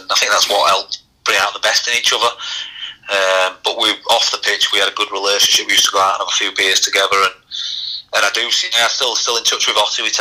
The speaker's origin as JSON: {"language": "English", "town": "Leeds", "region": "Yorkshire and the Humber", "country": "United Kingdom", "said": "I was from Leeds"}